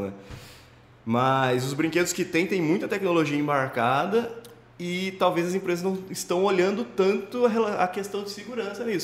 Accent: Limeira, São Paulo, Brazil; Sou de Limeira, né, interior de São Paulo aqui

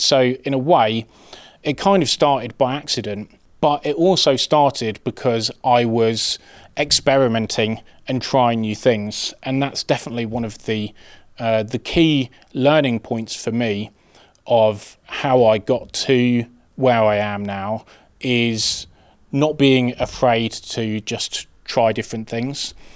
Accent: Birmingham, West Midlands, United Kingdom; I'm from Birmingham

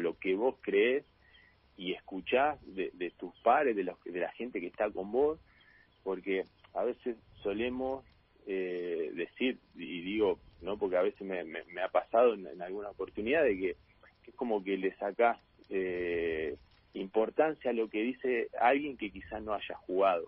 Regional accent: La Plata, Buenos Aires Province, Argentina; yo soy de La Plata y arranqué casi nueve años tenía cuando arranqué acá

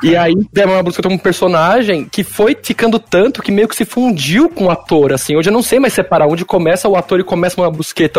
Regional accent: Brazil; eu sou brasileiro

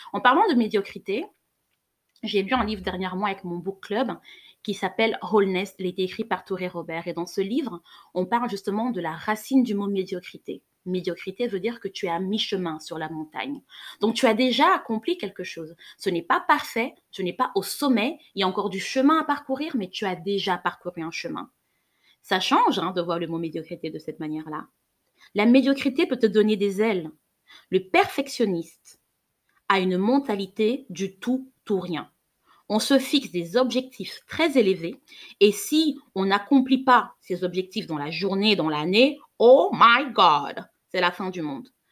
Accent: Cameroon; J'ai grandi au Cameroun

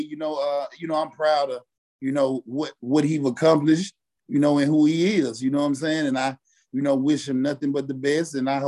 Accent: Mississippi, United States; I'm originally from Mississippi.

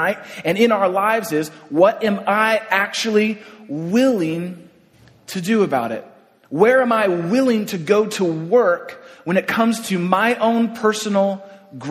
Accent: San Francisco, California, United States; I grew up in San Francisco

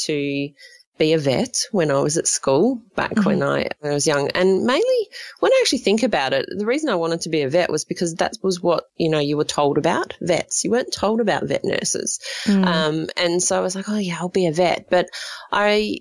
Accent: Gawler, South Australia, Australia; I'm from South Australia and, from Gawler, South Australia, and I still live in Gawler, South Australia. I haven't moved

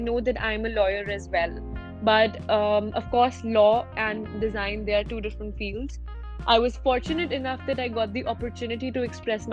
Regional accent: India; I am from India

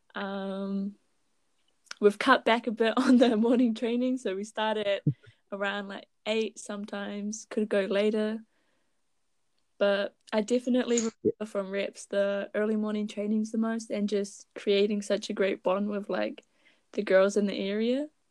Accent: Raglan, Waikato, New Zealand; I am from Raglan. It is a small town near Hamilton.

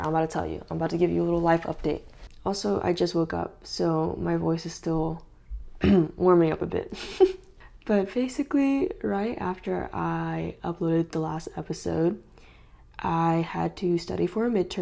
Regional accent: California, United States; moved away; I'm from California, so all my family's over there

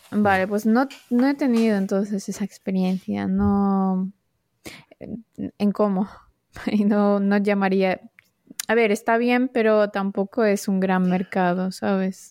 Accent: Marbella, Andalusia, Spain; Marbella es que no. que es donde crecí yo

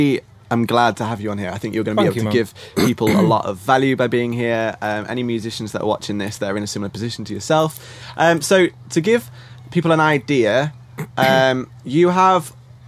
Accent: Yorkshire and the Humber, United Kingdom; Yorkshiremen drinking Yorkshire beer in Croatia.

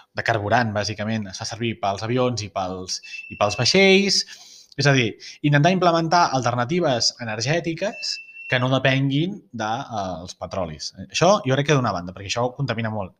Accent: Barcelona, Catalonia, Spain; la meva visió com a barceloní

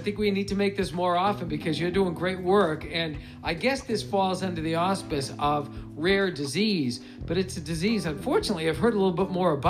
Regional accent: Stoughton, United States; when I was growing up in Stoughton, I had Mr. Pierce was my biology teacher

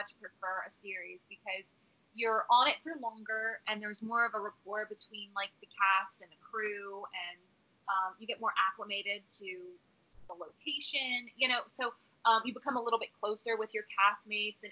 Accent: Washington, D.C. area / Virginia, United States; moved away as an adult; now in Los Angeles, United States; I actually loved growing up in D.C.

